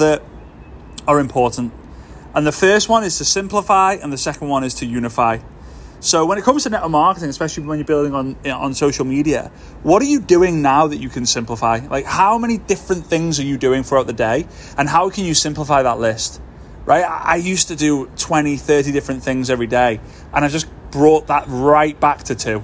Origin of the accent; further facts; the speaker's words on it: Formby, North West England, United Kingdom; moved away as an adult; now in Dubai, United Arab Emirates; Formby, which is my hometown in the northwest of the UK